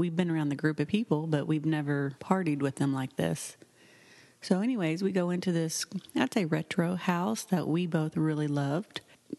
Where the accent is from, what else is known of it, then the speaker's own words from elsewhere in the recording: Oklahoma, United States; moved away; we are originally from Oklahoma.